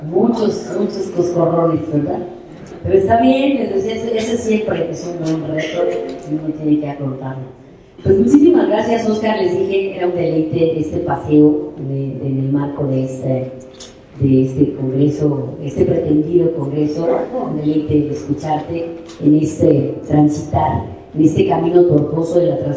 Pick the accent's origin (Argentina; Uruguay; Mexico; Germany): Mexico; Mexico City; yo soy Ciudad de México